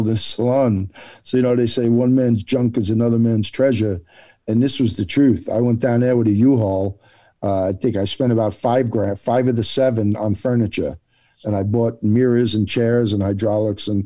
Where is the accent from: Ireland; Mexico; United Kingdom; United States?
United States; New Jersey; moved away; I'm Italian and from Jersey